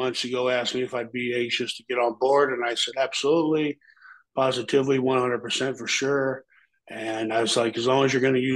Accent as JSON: {"language": "English", "town": "Omaha", "region": "Nebraska", "country": "United States", "said": "we're both from South Omaha, Nebraska, and in South Omaha, we call ourselves the SOBs, South Omaha Boys"}